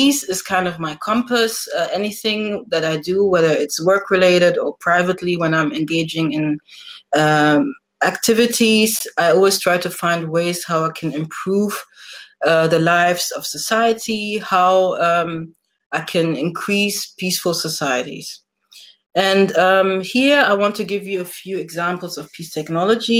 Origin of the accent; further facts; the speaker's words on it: Nigeria; moved away; I'm originally also from Nigeria.